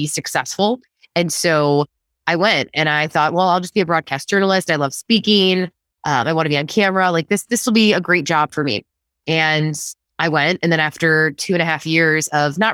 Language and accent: English; Wheaton, Illinois, United States; So I grew up in Wheaton outside of Chicago